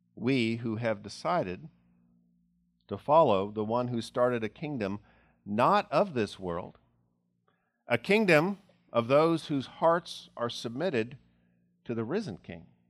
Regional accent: United States; as American Christians

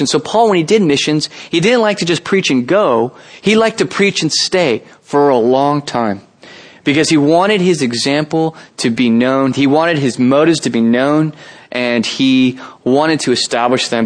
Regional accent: San Jose, California, United States; I'm actually from San Jose. I was born and raised here

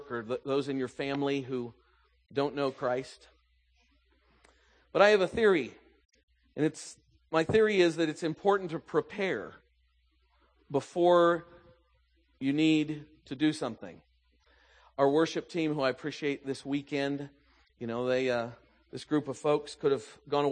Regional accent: the South, United States; moved away; I grew up in the South

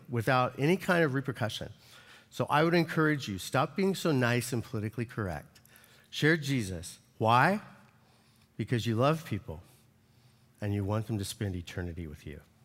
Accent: United States; as an American

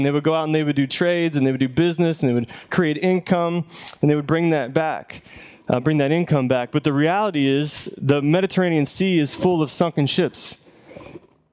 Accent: the South, United States; We're from the South

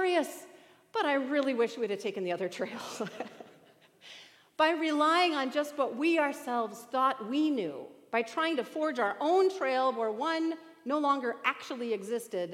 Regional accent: Bemidji, Minnesota, United States; I grew up in Bemidji, Minnesota

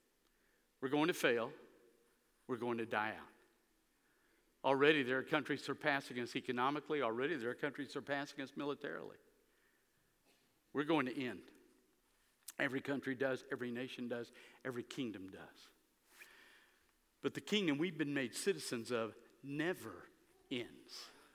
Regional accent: United States; I'm proud to be an American

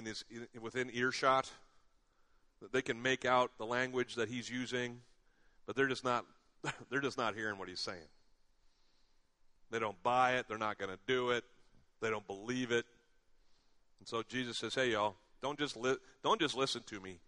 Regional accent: United States; growing up in America

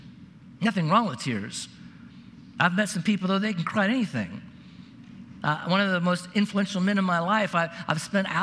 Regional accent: Oregon, United States; I grew up in Oregon

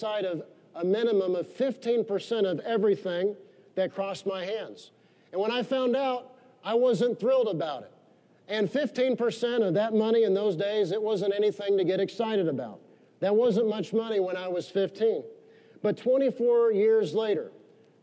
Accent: United States; we're Americans

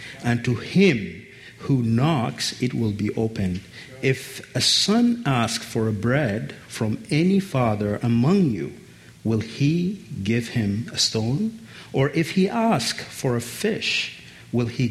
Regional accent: Khartoum, Sudan; first language Arabic; English is a second language; I was born with my siblings in Khartoum

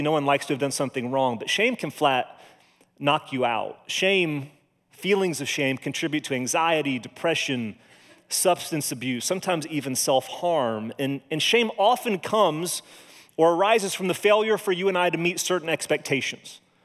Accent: Monrovia, Indiana, United States; moved away; I grew up in Monrovia, went to Cascade High School

